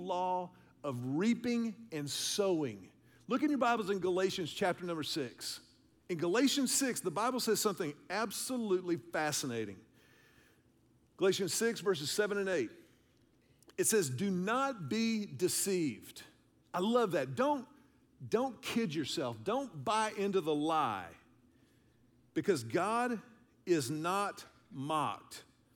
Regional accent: Houston, Texas, United States; I'm a city kid. I grew up in Houston.

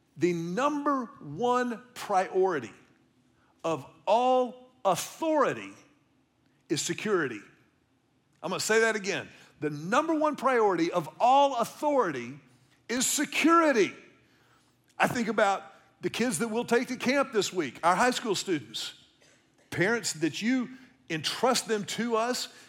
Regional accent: Houston, Texas, United States; now in Austin, United States; seventy-seven eleven Pagewood is the house that I grew up in in Houston.

